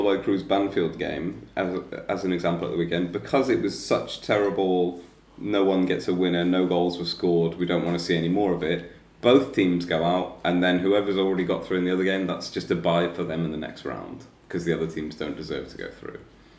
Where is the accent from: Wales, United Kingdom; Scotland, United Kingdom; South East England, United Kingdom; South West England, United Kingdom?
South West England, United Kingdom; Truro; I'm from Cornwall, so they're the nearest team